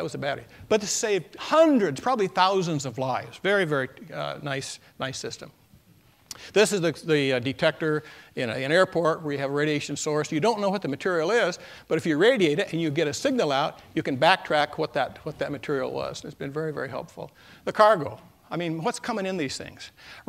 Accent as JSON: {"language": "English", "town": "Hanford", "region": "Washington", "country": "United States", "said": "I came from the Hanford area, and I want to talk about that."}